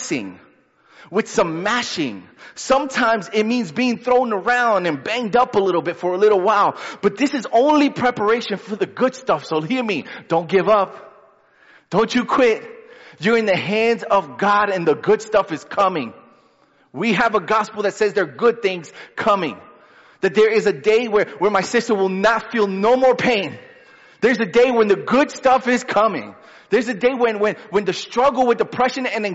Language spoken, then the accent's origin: English; New York City, New York, United States; I'm a New Yorker